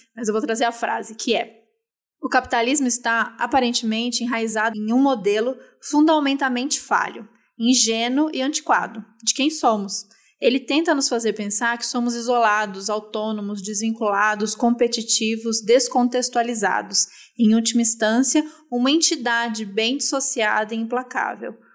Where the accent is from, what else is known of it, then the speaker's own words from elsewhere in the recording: Brazil; sendo brasileiro em 2021?